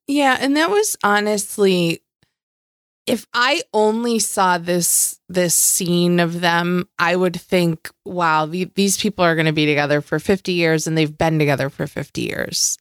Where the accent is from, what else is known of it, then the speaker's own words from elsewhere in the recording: Western New York, United States; I come from the Western New York area where I say mom and dad.